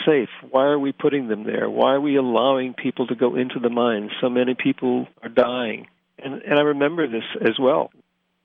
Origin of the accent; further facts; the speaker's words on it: Scranton, Pennsylvania, United States; moved away as an adult; when I was growing up in Scranton